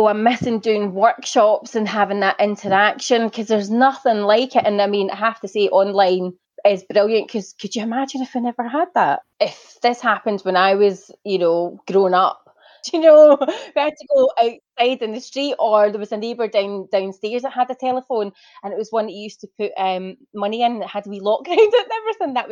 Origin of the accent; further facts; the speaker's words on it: Glasgow, Scotland, United Kingdom; moved away; I'm from Glasgow originally.